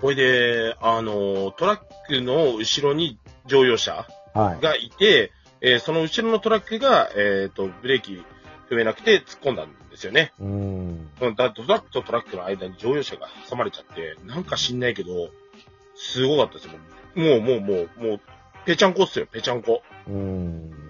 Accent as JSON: {"language": "Japanese", "town": "Iruma", "region": "Saitama", "country": "Japan", "tie": "born or raised there", "said": "僕の地元のね、埼玉入間"}